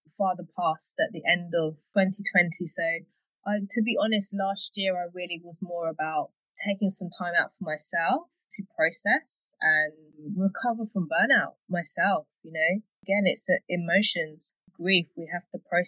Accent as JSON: {"language": "English", "region": "London", "country": "United Kingdom", "also_born_or_lived": "Hertfordshire", "said": "I'm from London, and I have just moved to North London, border of North London, Hertfordshire, actually"}